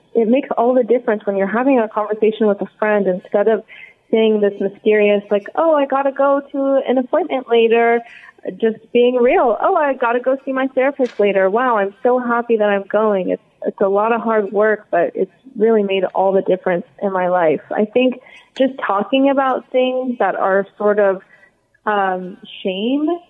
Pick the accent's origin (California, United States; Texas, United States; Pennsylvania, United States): California, United States; Los Angeles; also born or lived in Santa Cruz, California; now in Santa Monica, United States; I grew up in West Hills